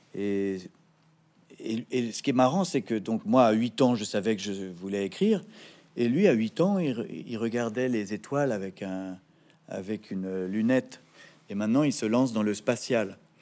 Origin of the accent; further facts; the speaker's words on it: Paris, Île-de-France, France; also born or lived in Neuilly-sur-Seine; Je suis né à Neuilly-sur-Seine et j'ai grandi à Paris